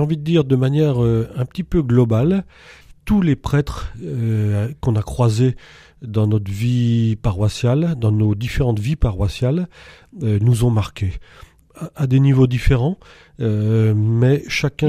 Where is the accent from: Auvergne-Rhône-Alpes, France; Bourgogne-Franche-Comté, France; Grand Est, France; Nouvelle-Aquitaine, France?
Bourgogne-Franche-Comté, France; Montceau-les-Mines, Saône-et-Loire; moved away as an adult; now in Montluel, France; je suis originaire de Saône-et-Loire, de mont mines j'ai quitté pour mes études